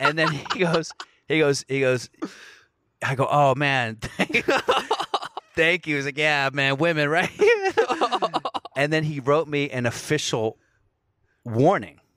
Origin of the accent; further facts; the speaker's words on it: United States; I'm from America.